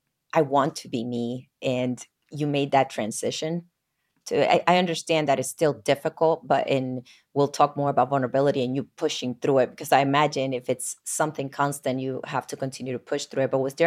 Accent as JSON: {"language": "English", "country": "Puerto Rico", "tie": "born or raised there", "moved": "as an adult", "lives_now": "New Jersey, United States", "said": "I grew up in Puerto Rico, but moved to New Jersey, and I've been here actually for 12 years as well."}